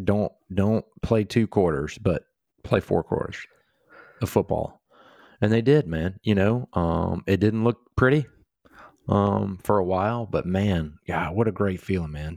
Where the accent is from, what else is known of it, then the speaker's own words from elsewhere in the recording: Georgia, United States; we've obviously born and raised in Georgia, you know, our roots are deep here